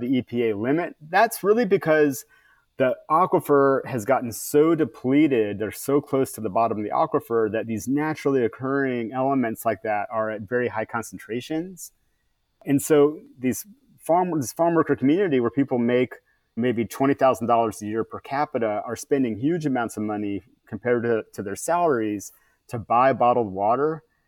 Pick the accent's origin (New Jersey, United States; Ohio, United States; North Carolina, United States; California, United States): California, United States; as a Californian